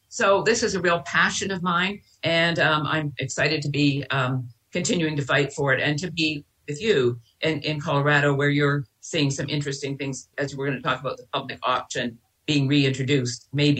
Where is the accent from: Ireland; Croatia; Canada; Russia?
Canada; Vancouver, British Columbia; moved away as an adult; now in San Francisco, United States; I'm Canadian. I grew up in Vancouver.